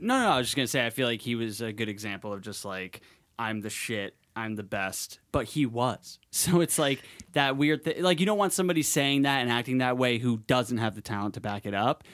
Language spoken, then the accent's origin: English; Madison, Connecticut, United States; moved away; my actual, like, childhood in Connecticut